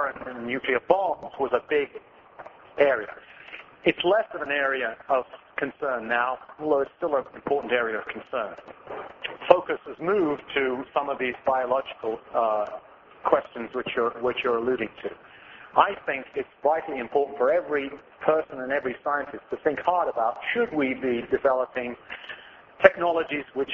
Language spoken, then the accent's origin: English; England, United Kingdom; also born or lived in Australia; now in United States; I'm from England originally. I lived 3 years in Australia